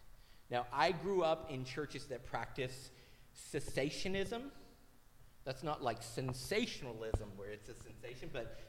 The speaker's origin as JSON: {"language": "English", "region": "Tennessee", "country": "United States", "tie": "born or raised there", "moved": "as an adult", "said": "So I grew up in Tennessee. The church that I was at before I moved up here was one city over from Cleveland, Tennessee, where the Church of God was founded, which is a Pentecostal denomination."}